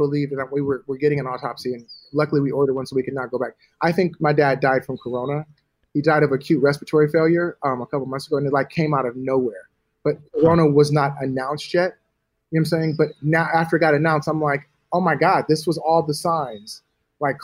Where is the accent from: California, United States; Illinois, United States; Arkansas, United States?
California, United States; Los Angeles; also born or lived in Atlanta; I'm from LA. I'm from Hollywood